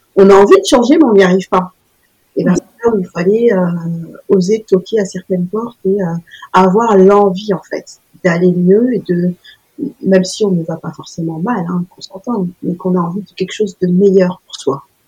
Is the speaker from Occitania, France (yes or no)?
no; Paris, Île-de-France, France; en tant que petite parisienne